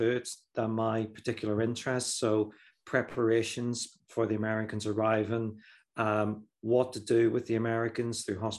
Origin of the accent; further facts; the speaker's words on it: Newtownabbey, Northern Ireland, United Kingdom; now in Plymouth, United Kingdom; I'm originally from Newton Abbey.